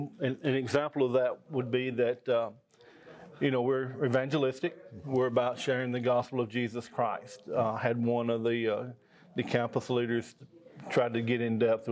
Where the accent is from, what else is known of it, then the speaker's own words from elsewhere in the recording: Lexington, Alabama, United States; I'm from Lexington, Alabama.